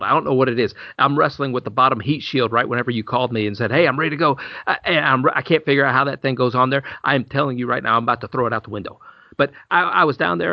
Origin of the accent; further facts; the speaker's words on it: Illinois, United States; moved away; I grew up in Illinois